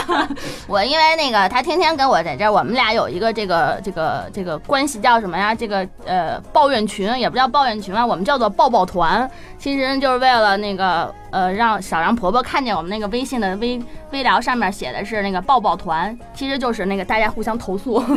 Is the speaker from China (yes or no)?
yes; China; 我们中国人